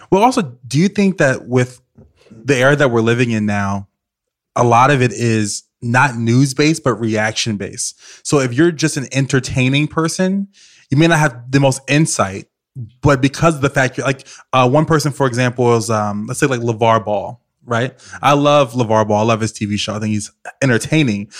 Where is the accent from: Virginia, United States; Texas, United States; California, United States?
Virginia, United States; I grew up in Virginia